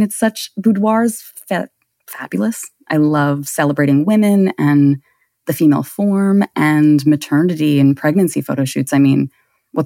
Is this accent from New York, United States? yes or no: yes; New York City, New York, United States; I am in Brooklyn, New York. I am born and bred here.